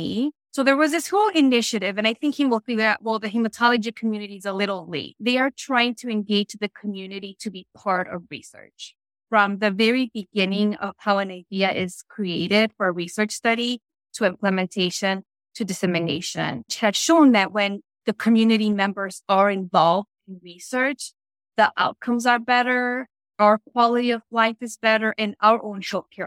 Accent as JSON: {"language": "English", "town": "Chicago", "region": "Illinois", "country": "United States", "tie": "born or raised there", "said": "I was born and raised in Chicago, which is currently where I live"}